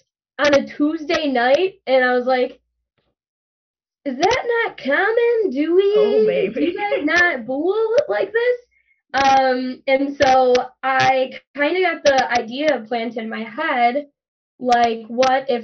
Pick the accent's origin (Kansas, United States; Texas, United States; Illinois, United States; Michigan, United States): Illinois, United States; Chicago; I'm from Chicago, from Southside Chicago.